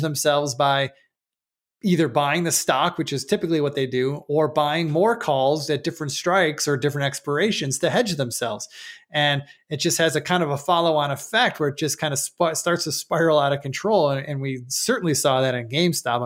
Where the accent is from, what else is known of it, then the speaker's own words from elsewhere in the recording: Buffalo, New York, United States; moved away; also born or lived in Chicago, Illinois; I'm originally from Buffalo, New York, for those who don't know, but, uh, but I lived in Chicago for ten years